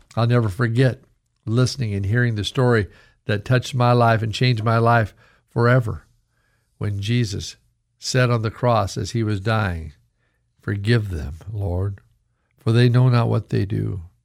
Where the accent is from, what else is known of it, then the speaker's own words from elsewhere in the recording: Idaho, United States; growing up in Idaho when I was in my oh eight, nine, ten years old